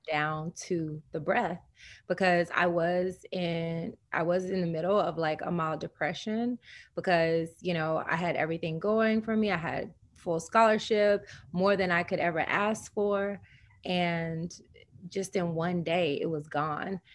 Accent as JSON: {"language": "English", "region": "the South", "country": "United States", "said": "I'm from the South, so Southern Baptist Christian"}